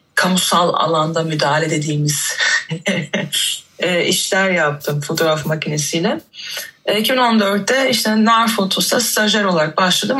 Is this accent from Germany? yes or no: yes; Germany; moved away as an adult; now in Istanbul, Turkey; ben de 2014'te İstanbul'a taşındım. Ondan önce işte doğma büyüme Almancıyım diyeyim.